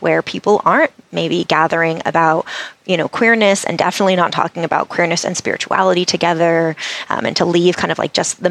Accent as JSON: {"language": "English", "region": "New England", "country": "United States", "tie": "born or raised there", "said": "I grew up in New England"}